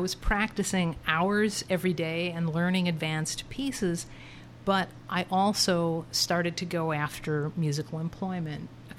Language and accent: English; Chicago, Illinois, United States; moved away as an adult; now in Arkansas, United States; growing up in Chicago